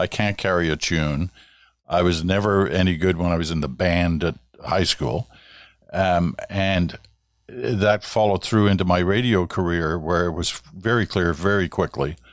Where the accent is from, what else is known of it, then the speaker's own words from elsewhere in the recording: Ottawa, Ontario, Canada; I can remember growing up in Ottawa in the late 50s and early 60s